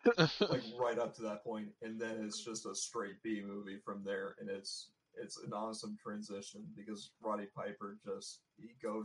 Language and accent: English; Canada; Because we're Canadian.